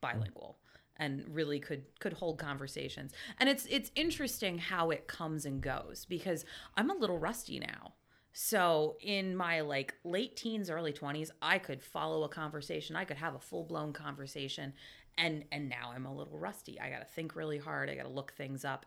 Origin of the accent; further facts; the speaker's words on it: Lebanon, Pennsylvania, United States; I am from Lebanon City, grew up there